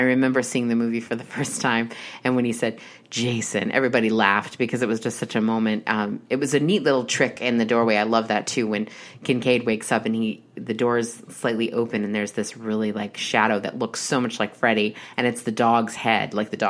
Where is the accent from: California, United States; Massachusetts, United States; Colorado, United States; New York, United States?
Massachusetts, United States; New Bedford; He was also a fisherman in New Bedford, where I'm originally from, where I was born in Massachusetts